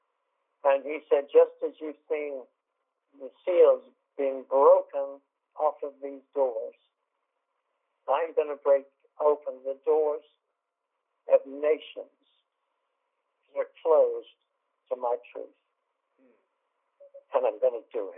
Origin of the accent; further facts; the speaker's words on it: England, United Kingdom; I'm English